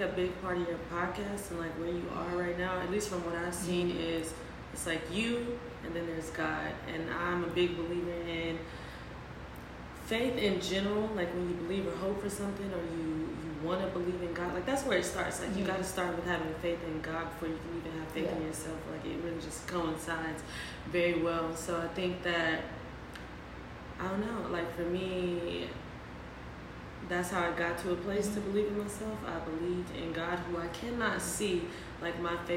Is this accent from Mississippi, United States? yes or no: yes; Mississippi, United States; moved away as an adult; also born or lived in Louisiana; now in New Orleans, United States; I am from Mississippi. Mm-hmm. I am 26. I have only lived in two places, Mississippi and Louisiana, so very southern